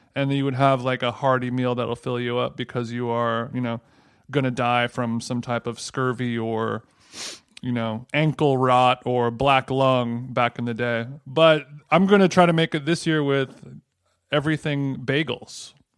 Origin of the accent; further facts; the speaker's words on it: Orange County, California, United States; growing up in Orange County, I spent a lot of my time down at the old fishing hole